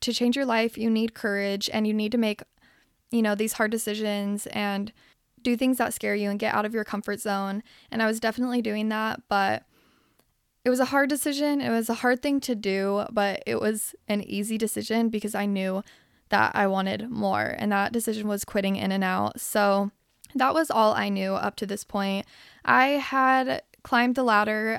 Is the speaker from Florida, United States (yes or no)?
no; Salt Lake City, Utah, United States; now in Los Angeles, United States; I was born here in Los Angeles, and then when I was eight, I moved to Salt Lake City, Utah, and that is where I did my growing up.